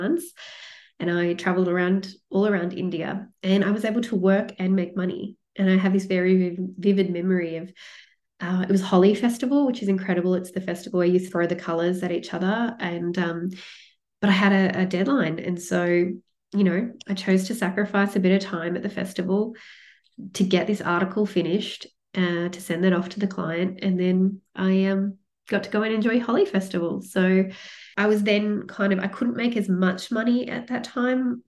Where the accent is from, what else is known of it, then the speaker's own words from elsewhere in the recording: Sydney, New South Wales, Australia; moved away as an adult; now in Melbourne, Australia; I grew up in Sydney, but I moved to Melbourne